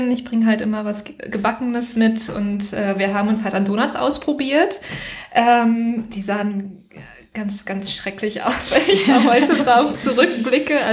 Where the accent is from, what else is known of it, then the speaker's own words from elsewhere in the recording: Recklinghausen, North Rhine-Westphalia, Germany; Also ich komme ursprünglich aus Recklinghausen, das ist im Ruhrgebiet.